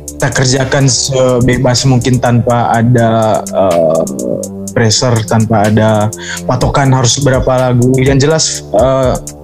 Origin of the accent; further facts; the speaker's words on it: Manggarai, Flores, East Nusa Tenggara, Indonesia; di daerah saya di Flores, Manggarai tempat saya